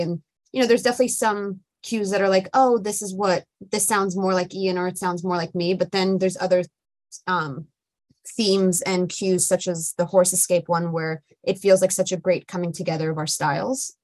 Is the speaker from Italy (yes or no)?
yes; Italy; I grew up in Italy